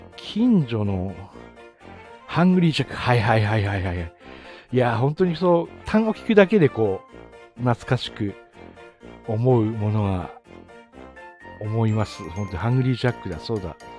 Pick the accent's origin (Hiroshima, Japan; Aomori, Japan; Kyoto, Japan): Aomori, Japan; Tsugaru; accent: Tsugaru dialect; 津軽弁丸出しの、あの、地元の